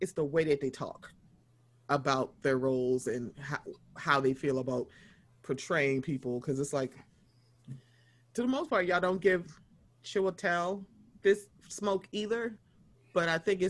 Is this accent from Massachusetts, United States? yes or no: no; Baltimore, Maryland, United States; I'm from Baltimore.